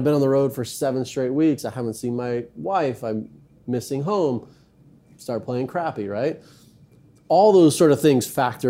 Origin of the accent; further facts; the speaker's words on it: Hawaii, United States; Even though I don't necessarily have like Hawaiian heritage. But I just feel like that's where I grew up. That's my culture. That's my background.